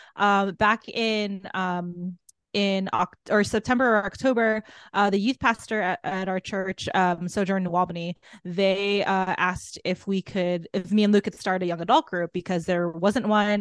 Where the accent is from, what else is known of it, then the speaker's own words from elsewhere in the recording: Guam; moved away; I'm from Guam originally